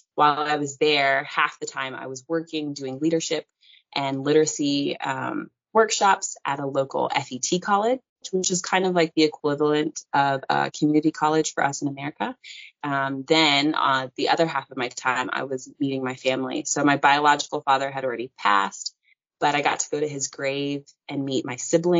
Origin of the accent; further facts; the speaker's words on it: North Carolina, United States; moved away as an adult; also born or lived in Salt Lake City, Utah / Virginia / Washington, D.C.; now in Bali, Indonesia; I grew up in North Carolina, and that's where I was raised. But I was born in Salt Lake City, Utah. Half my family is Mormon. The other half of my family is Christian and Catholic. Yeah, I was born in Utah.